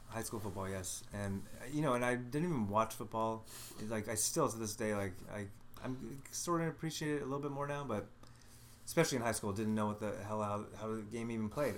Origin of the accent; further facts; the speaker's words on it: Los Angeles, California, United States; I grew up in the Los Angeles area, the San Fernando Valley.